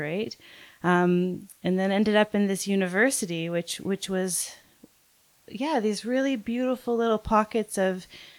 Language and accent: English; just north of Toronto, Ontario, Canada; also born or lived in New Brunswick / Montreal; So I'm Canadian, yeah. And I grew up just north of Toronto. And I did my art schooling in two different chapters. So the first chapter, I was on the east coast of Canada.